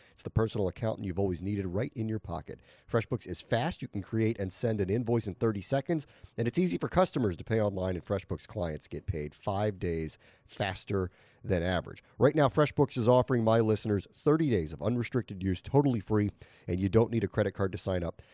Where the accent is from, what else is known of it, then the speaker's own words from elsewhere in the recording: Washington, District of Columbia, United States; I'm from Washington, D C